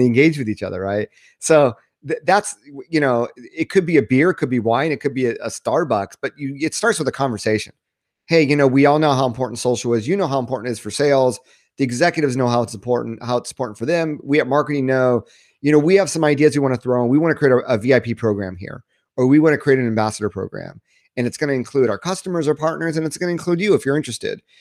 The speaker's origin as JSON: {"language": "English", "country": "United States", "also_born_or_lived": "Japan", "moved": "as an adult", "said": "I'm, I'm American"}